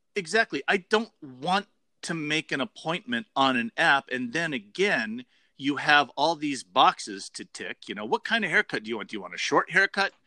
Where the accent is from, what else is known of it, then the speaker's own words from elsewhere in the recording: Las Vegas, Nevada, United States; myself growing up in Las Vegas when I was a kid, like really, really young.